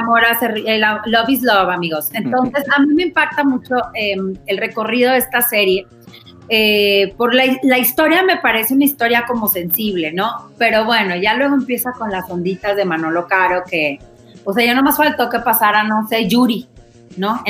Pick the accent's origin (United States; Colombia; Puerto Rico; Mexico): Mexico; Monterrey, Nuevo León; Yo soy de Monterrey, allá en Monterrey